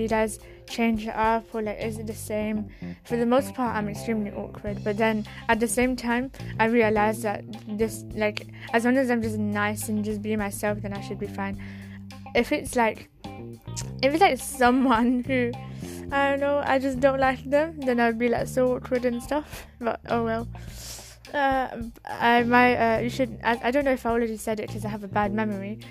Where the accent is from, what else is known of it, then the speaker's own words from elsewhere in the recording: United Kingdom; I'm not from London, by the way. I'm from the UK, but I'm not all posh